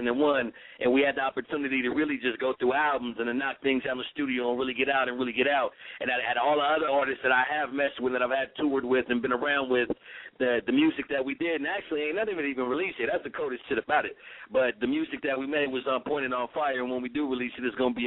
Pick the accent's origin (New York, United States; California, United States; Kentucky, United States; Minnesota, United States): California, United States; San Diego; also born or lived in Pasadena, California / Los Angeles, California; I was born in Pasadena, California, then came to Dago as a young kid, went to elementary